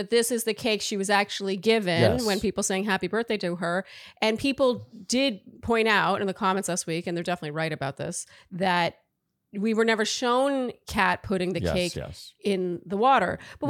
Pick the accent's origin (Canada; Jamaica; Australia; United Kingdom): Canada; I know people might think that's crazy, but I'm really Canadian.